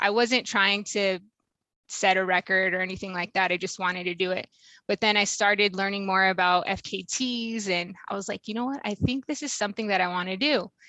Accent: Washington, United States; I'm from Washington State

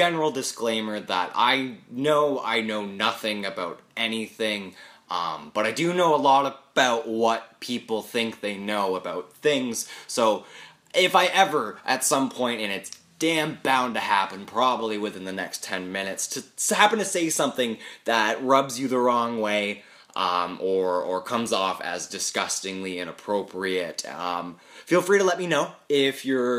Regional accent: Peterborough, Ontario, Canada; also born or lived in Whistler, British Columbia; I was born in Peterborough in October of 1996, and I've been here pretty much ever since.

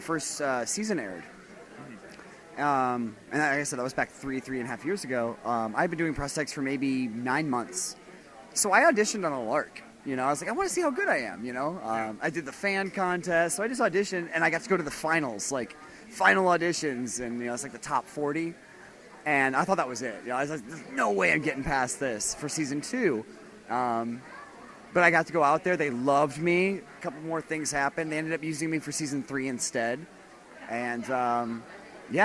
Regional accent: Ohio, United States; moved away; I'm from Ohio

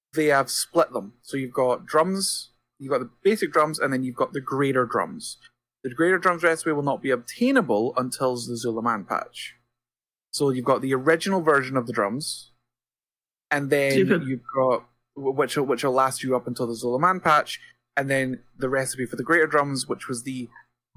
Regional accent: Scotland, United Kingdom; I'm Scottish

